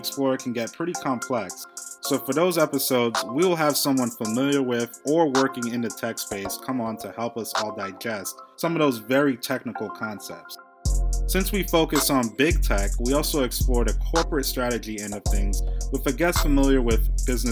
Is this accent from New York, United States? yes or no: yes; New York City, New York, United States; I'm from Brooklyn, New York